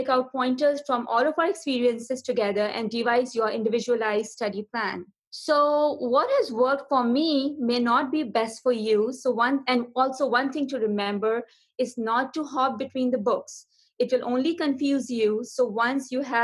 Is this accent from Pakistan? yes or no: yes; Karachi, Sindh, Pakistan; moved away as an adult; also born or lived in Arkansas, United States / Houston, United States; now in United Arab Emirates; I'm originally from Pakistan, where I did my medical school from Dal University of Health Sciences in Karachi, which is also my hometown